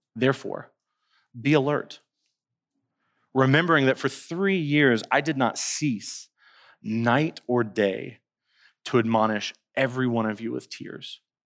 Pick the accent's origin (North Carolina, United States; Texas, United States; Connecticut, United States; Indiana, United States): North Carolina, United States; Winston-Salem; now in Colombia; I'm from Winston-Salem, North Carolina, and our city is referred to as the Dash